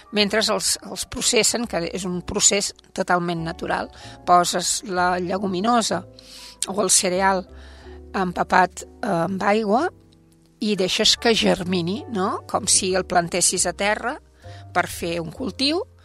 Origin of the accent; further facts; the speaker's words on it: Sant Quirze del Vallès, Catalonia, Spain; quan jo era petita, aquí a Sant Quirze